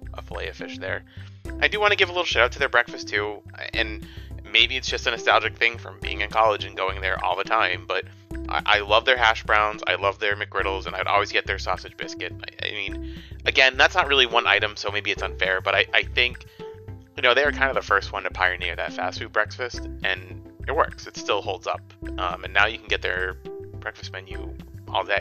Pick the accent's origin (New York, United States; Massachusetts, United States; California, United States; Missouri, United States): Massachusetts, United States; as someone who was born and raised in Massachusetts